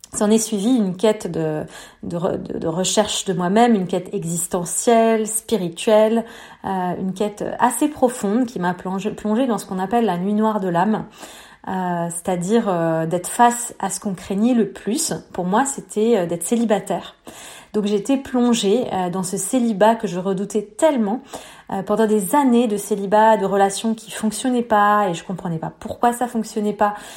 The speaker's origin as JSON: {"language": "French", "town": "Beirut", "region": "Beirut Governorate", "country": "Lebanon", "tie": "born or raised there", "said": "j'ai grandi à Beyrouth en pleine guerre"}